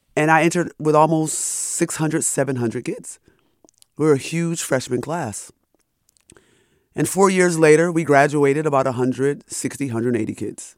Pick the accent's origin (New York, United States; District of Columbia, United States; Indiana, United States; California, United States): New York, United States; Rochester; So, I'm from upstate New York. I'm from Rochester, New York